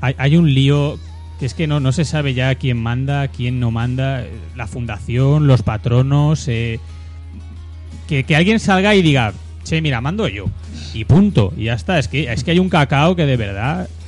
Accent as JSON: {"language": "Spanish", "country": "Spain", "said": "yo como español"}